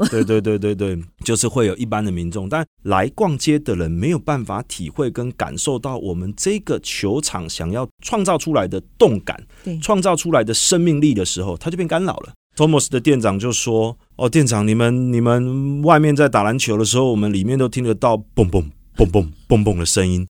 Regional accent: Tainan, Taiwan; moved away as an adult; also born or lived in Hsinchu; 我是二零零五年加入大陆格集团，我是台南人，来自台南的一个年轻小伙子

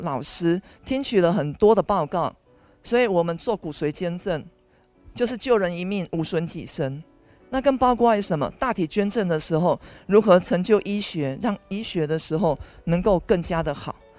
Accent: Taiwan; 以我们台湾人的观念的时候，是一个入土为安

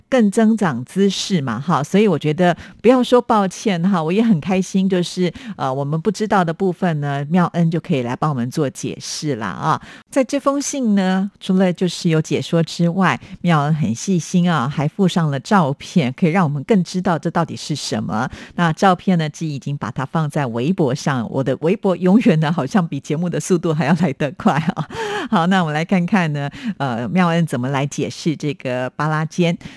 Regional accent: Taiwan; 我们在台湾

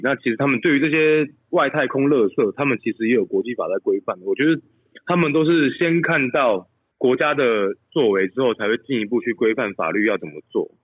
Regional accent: Taiwan; moved away; 我从台湾来

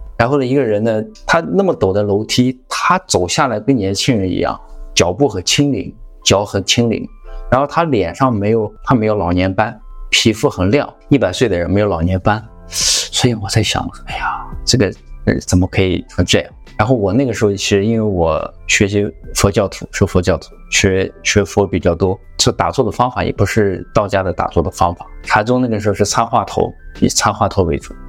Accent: Tianshui, Gansu, China; moved away; 在我老家，因为我是甘肃天水人，我们那里道教很发达，道学很发达

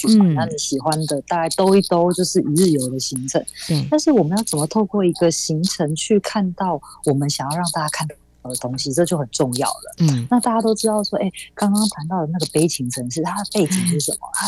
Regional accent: Zhushan, Nantou County, Taiwan; now in Taipei, Taiwan; 虽然我人在台北工作，但是我看到啊南投竹山淹水淹大水耶，我就会想到哈我的家乡现在的状况怎么样？

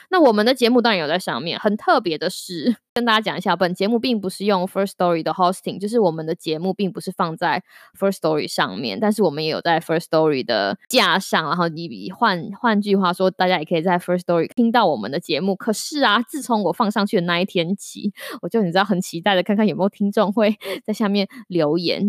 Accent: Taiwan; 身为台湾人，哪一个台湾人不是从小被比较

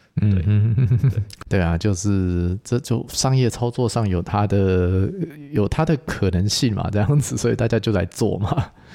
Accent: Taiwan; 至少我们台湾人的消费能力，到了奥地利会发现自己，啊，好像真的贫穷限制我的想象的。

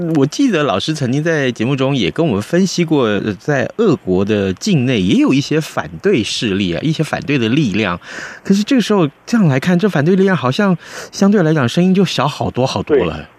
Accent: Taiwan; 我们台湾人

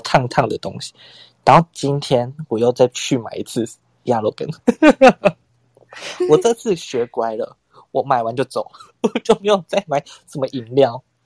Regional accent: Tainan, Taiwan; 是还就住家里，因为我台南人嘛

